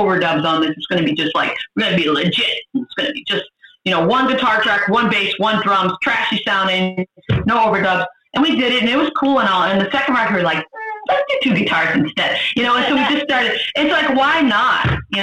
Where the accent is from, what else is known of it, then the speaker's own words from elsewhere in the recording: Boston, Massachusetts, United States; We're from Boston